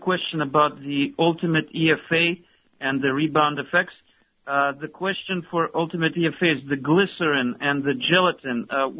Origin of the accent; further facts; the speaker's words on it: United States; now in Russia; here in Russia we're actually from America.